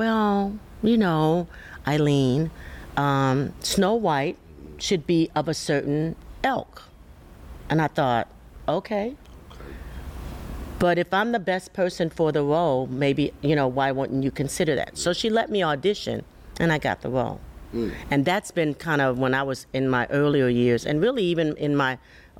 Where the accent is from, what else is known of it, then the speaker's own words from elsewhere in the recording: Chicago, Illinois, United States; now in Houston, United States; I hail from Chicago, Illinois, and I went to school there